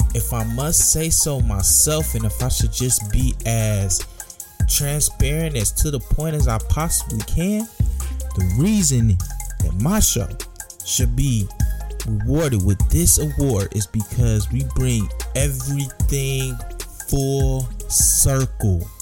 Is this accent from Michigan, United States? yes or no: yes; Detroit, Michigan, United States; my growing up in Detroit